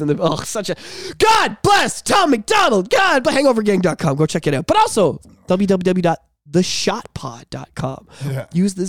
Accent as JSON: {"language": "English", "region": "England", "country": "United Kingdom", "said": "he made the funny about how I don't have a soul because I'm from England, I have red hair."}